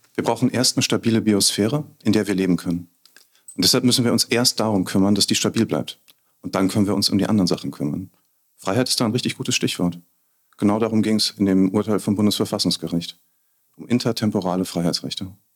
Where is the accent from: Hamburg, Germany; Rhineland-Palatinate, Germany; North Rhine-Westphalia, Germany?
Rhineland-Palatinate, Germany; Bad Kreuznach; hier, wo ich geboren bin, aufgewachsen bin, lebe, alt werden will.